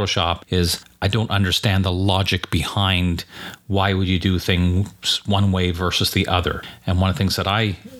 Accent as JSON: {"language": "English", "town": "Montreal", "region": "Quebec", "country": "Canada", "tie": "born or raised there", "said": "Growing up in Montreal and going to school in Quebec, where French was a requirement"}